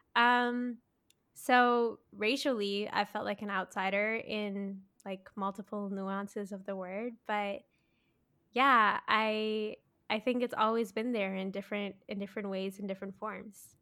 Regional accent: Mississauga, Ontario, Canada; I grew up in Mississauga

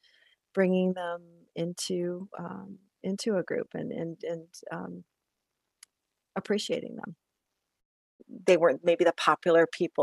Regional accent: Illinois, United States; moved away as an adult; also born or lived in Iowa; both of my sisters and myself were all Iowa Hawkeyes, even though we grew up in Illinois

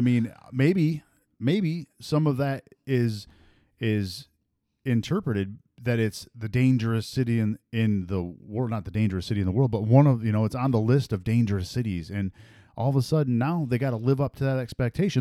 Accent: Michigan, United States; I'm from Michigan

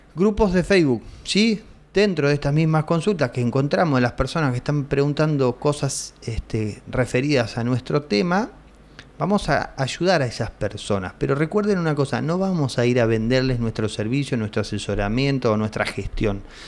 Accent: Argentina; acá en mi país, en Argentina

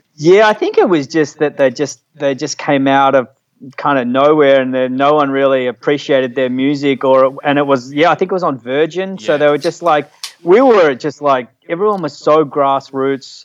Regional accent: Frankston, Victoria, Australia; also born or lived in Caulfield; I grew up in Frankston

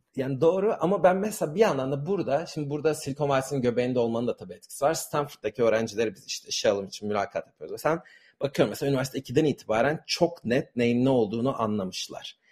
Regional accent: Istanbul, Turkey; moved away as an adult; now in San Francisco, United States; Ben e, Türkiye'de yani İstanbul'da doğdum, büyüdüm ve Amerika taşınana kadar aslında aynı sokakta doğdum ve yaşadım.

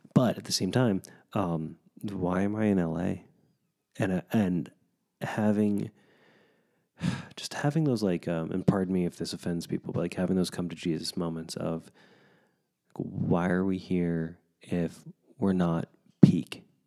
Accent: United States; as an American

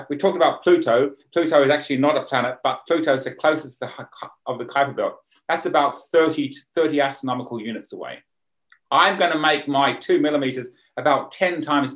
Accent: Sydney, New South Wales, Australia; now in County Armagh, United Kingdom; urban Sydney, because that's sort of my hometown

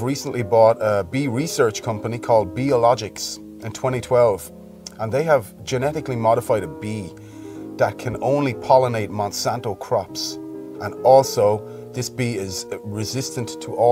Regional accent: County Wexford, Leinster, Ireland; I'm from County Wexford, which is known as the sunny southeast in Ireland

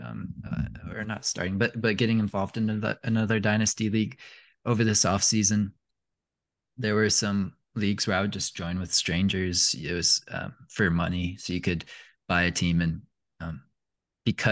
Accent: Indianapolis, Indiana, United States; moved away; also born or lived in Tennessee; I grew up in Indianapolis

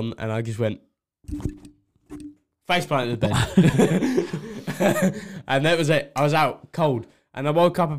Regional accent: Essex, East of England, United Kingdom; it took about 3 hours to get here. I'm from Essex.

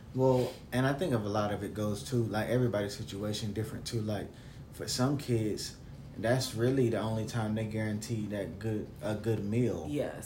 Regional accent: the South, United States; I'm from the South

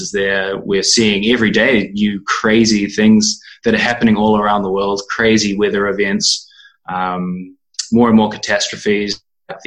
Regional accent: New Zealand; moved away as an adult; now in Berlin, Germany; I'm from New Zealand, and I've been living in Berlin for the past 2 years

